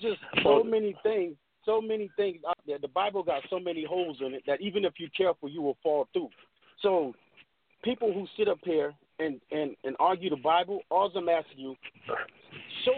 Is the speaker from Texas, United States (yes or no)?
no; Beaufort, South Carolina, United States; I grew up in Gullah, so which is an African community in Beaufort, South Carolina